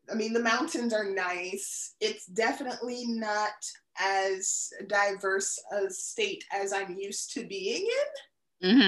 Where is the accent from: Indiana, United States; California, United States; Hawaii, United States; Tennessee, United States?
Hawaii, United States; Honolulu; born there; also born or lived in DMV, United States; now in New Hampshire, United States; I lived in the DMV the longest, so that always has like a piece of my heart. I was born in Honolulu. My father was in the military, so I've lived in like a bunch of states in between.